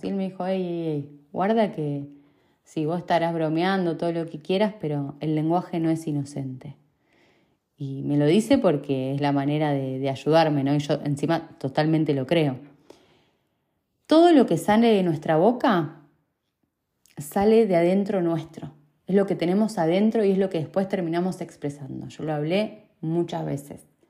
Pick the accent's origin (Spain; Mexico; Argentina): Argentina; Rosario, Santa Fe; now in Manchester, United Kingdom; desde que me fui de Rosario